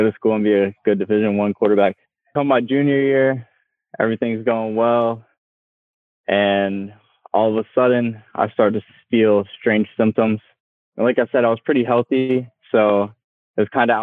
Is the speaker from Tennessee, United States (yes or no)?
no; York, Pennsylvania, United States; I'm from York, Pennsylvania